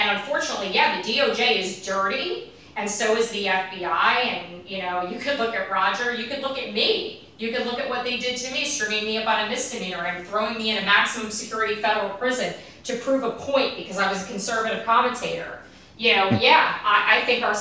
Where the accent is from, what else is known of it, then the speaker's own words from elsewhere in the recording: New Jersey, United States; I'm a girl from New Jersey whose parents were Democrats